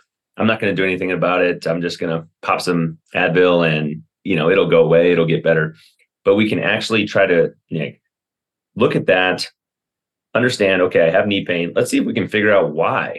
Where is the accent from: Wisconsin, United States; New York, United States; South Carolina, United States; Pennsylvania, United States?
Wisconsin, United States; moved away as an adult; also born or lived in Atlanta / Chicago suburbs / Kansas City suburbs; now in Colorado, United States; I'm from Wisconsin originally, went to a school called Carroll and did it all right there.